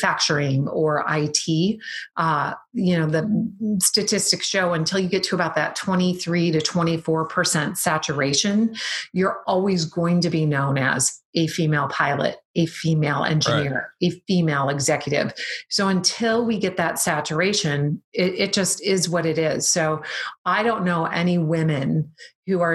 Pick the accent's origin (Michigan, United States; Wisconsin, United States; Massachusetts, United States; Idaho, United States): Wisconsin, United States; I'm from Wisconsin.